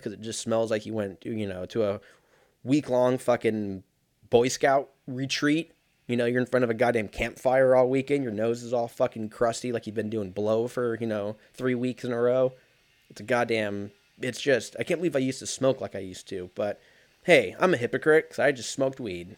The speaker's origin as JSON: {"language": "English", "country": "United States", "said": "I'm fucking an American"}